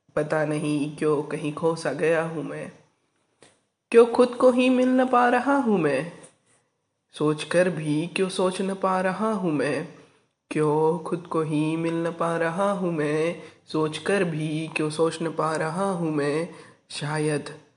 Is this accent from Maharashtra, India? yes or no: yes; Arvi, Maharashtra, India; मैं आरवी निवासी राज्य महाराष्ट्र का रहने वाला हूँ